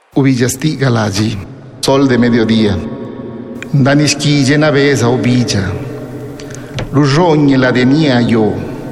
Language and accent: Spanish; Zapotec, Oaxaca, Mexico; first language Zapotec; Spanish is a second language; para nosotros los zapotecas, la poesía está presente ahí en nuestra lengua